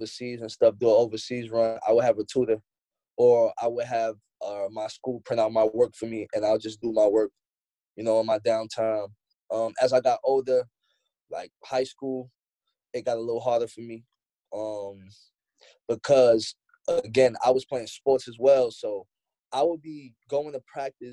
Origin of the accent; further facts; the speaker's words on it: New York City, New York, United States; Me and Tip actually, we're from Queens